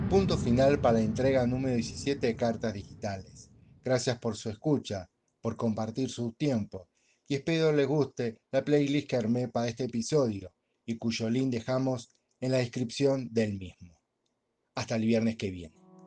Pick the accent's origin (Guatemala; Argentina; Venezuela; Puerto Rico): Argentina; moved away as an adult; also born or lived in Spain / Buenos Aires; now in Córdoba, Argentina